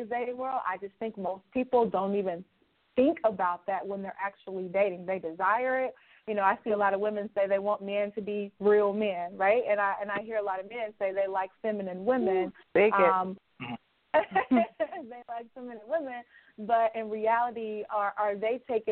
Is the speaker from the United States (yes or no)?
yes; Alabama, United States; moved away as an adult; also born or lived in Louisiana; now in Chicago, United States; I'm originally from Alabama, born and raised